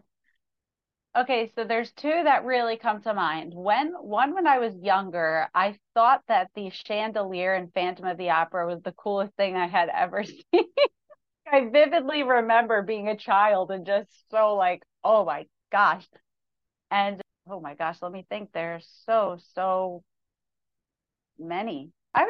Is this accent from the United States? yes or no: yes; New York, United States; Although I'm a country artist, I grew up in New York. I'm still a New Yorker.